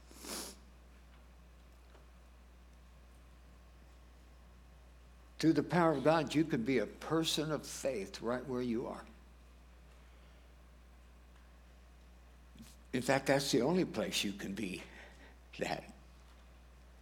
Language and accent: English; Wardell, Missouri, United States; now in Montrose, United States; I'm from Moordale, Missouri.